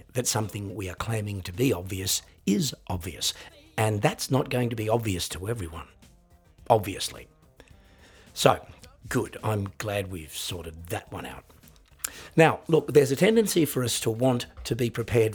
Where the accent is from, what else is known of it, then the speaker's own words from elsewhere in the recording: Australia; I'm an Australian singer-songwriter and piano entertainer